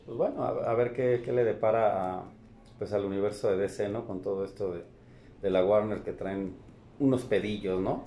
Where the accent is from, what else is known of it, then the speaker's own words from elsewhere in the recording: Mexico; como mexicano lo digo